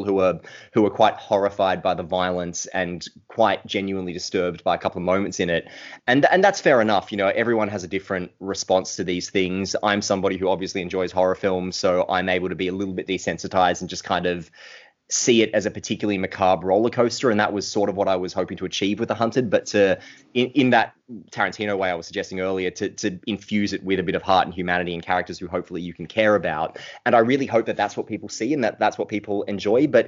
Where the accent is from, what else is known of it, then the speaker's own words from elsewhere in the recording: Australia; grew up in a small country town that was very similar to Wirrawee, the town depicted in those books